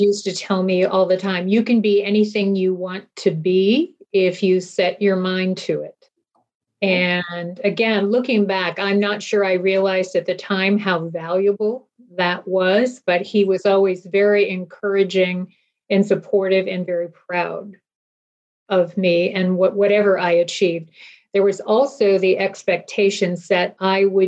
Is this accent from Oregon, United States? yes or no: yes; Eugene, Oregon, United States; I was born and raised in Eugene, went to the University of Oregon